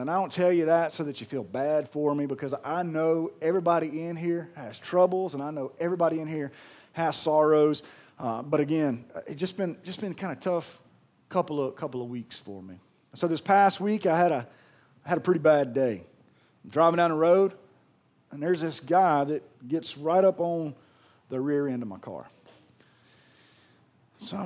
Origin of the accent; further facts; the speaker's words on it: Pearl, Mississippi, United States; I'm from Pearl